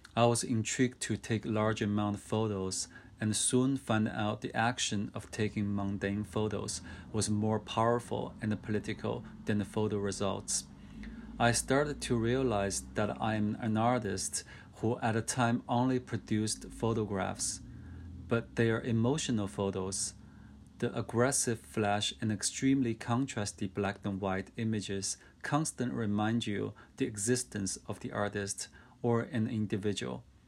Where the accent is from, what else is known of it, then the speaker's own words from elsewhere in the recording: China; I was born and raised up in China in a working class family.